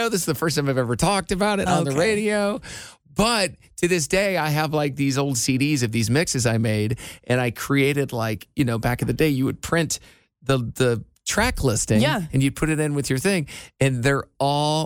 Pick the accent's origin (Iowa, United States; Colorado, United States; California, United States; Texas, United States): Iowa, United States; I'm from Iowa.